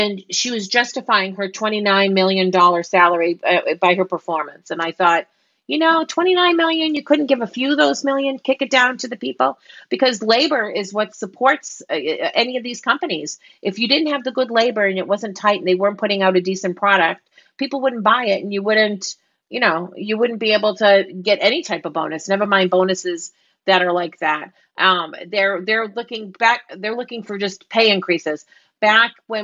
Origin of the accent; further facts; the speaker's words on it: Boston, Massachusetts, United States; accent: Boston; my Boston accent